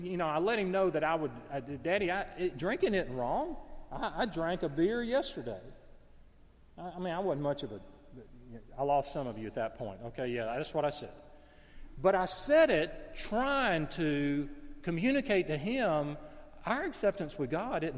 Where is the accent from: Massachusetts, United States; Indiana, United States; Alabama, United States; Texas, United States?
Alabama, United States; Gadsden; moved away; I'm in my hometown of Gadsden, Alabama